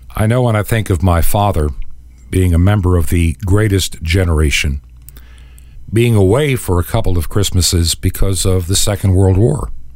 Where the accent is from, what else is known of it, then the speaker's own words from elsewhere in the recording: Hicksville, New York, United States; raised in Long Island